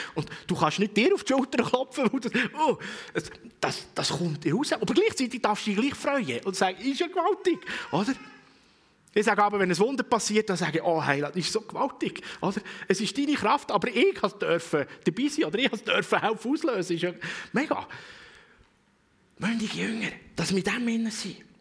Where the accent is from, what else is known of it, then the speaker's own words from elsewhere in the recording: Switzerland; als Schweizer